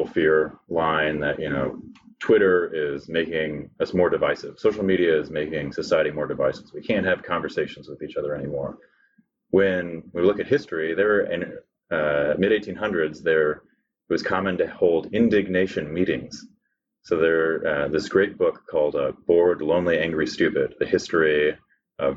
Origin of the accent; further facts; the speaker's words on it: California, United States; I was born in California